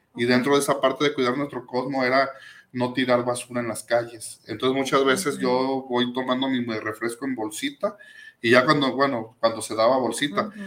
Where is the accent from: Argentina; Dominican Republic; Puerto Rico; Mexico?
Mexico; Tlaquepaque, Jalisco; Yo me acuerdo cuando yo era niño, de ahí del barrio de San Pedro, yo soy de San Pedro Tlaquepaque